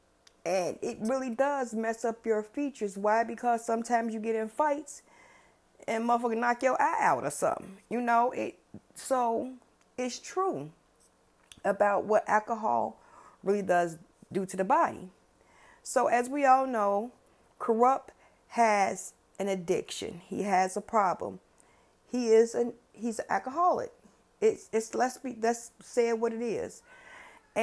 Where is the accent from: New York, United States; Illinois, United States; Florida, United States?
Illinois, United States; Chicago; I grew up on the West Side. West Side. That's where I grew up